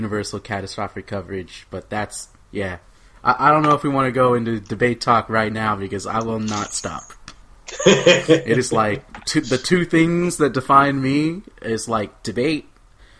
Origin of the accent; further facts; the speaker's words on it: Oklahoma, United States; moved away as an adult; also born or lived in California; now in Rochester, United States; moved to Oklahoma, and then probably spent 17 years of my life in Oklahoma